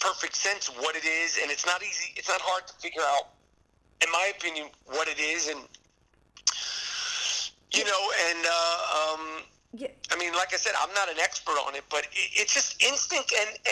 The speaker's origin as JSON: {"language": "English", "region": "New York", "country": "United States", "said": "being a New Yorker"}